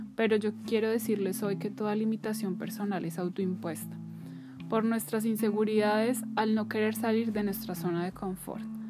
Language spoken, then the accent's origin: Spanish; Bogotá, Colombia; moved away as an adult; trabajar fuera de mi ciudad natal, que es Bogotá